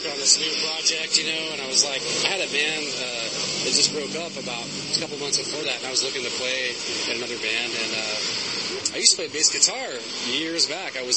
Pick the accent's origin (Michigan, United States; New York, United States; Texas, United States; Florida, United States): Texas, United States; We are from Texas.